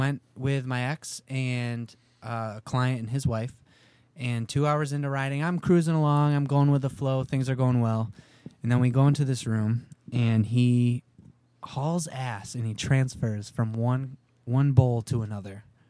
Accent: Syracuse, New York, United States; Syracuse, New York.

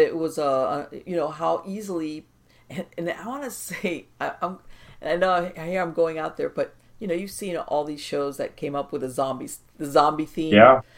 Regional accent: Miami, Florida, United States; I was born and raised here in Miami in South Florida.

